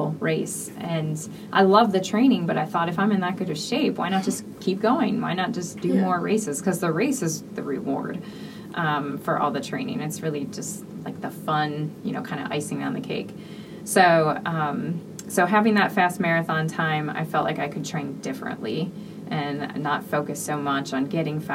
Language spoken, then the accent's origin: English; Michigan, United States; I'm from Michigan